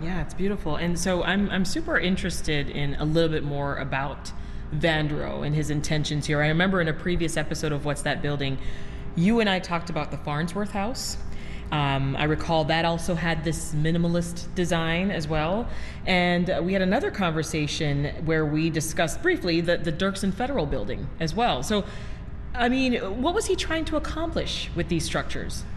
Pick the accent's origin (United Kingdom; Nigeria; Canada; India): Canada; now in Chicago, United States; growing up in Canada